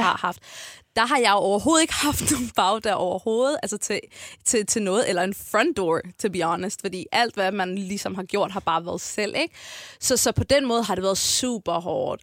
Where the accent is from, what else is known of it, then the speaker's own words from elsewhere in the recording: Copenhagen, Capital Region of Denmark, Denmark; jeg er født og opvokset på Amager med mine to forældre og mine tre søskende